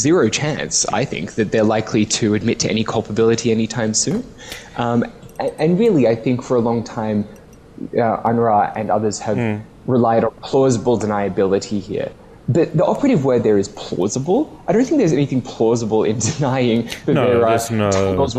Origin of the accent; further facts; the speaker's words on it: Australia; my home country of Australia